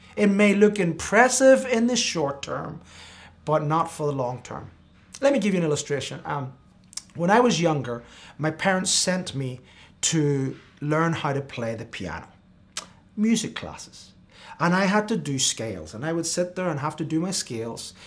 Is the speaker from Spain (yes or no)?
yes; Spain; now in United States; I grew up in Spain